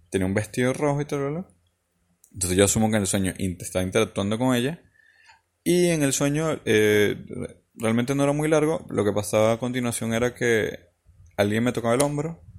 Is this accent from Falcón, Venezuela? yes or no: yes; Falcón, Venezuela; Eh, yo viví cuando era pequeño en la playa, en Falcón, en Venezuela.